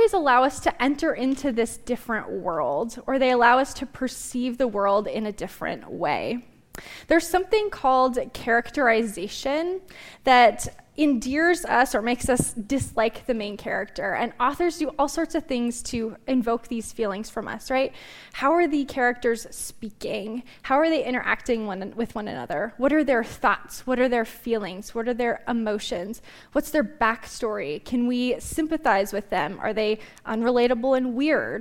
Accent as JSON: {"language": "English", "town": "Glendive", "region": "Montana", "country": "United States", "tie": "born or raised there", "said": "I grew up in Glendive"}